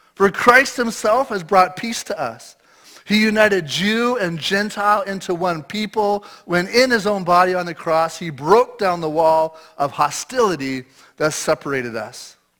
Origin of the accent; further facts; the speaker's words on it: Eastern Ontario, Canada; moved away as an adult; now in British Columbia, Canada; I grew up my whole life in Eastern Ontario